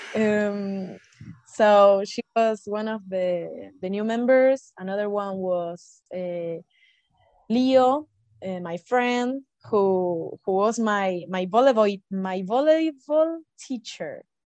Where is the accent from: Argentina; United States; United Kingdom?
Argentina; from Argentina